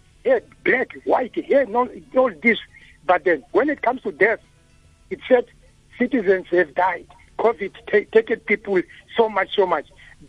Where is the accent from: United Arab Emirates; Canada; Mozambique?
Mozambique; now in South Africa; I grew up in Mozambique. I was born here, bred here, as well as Mozambique, in the Bundus.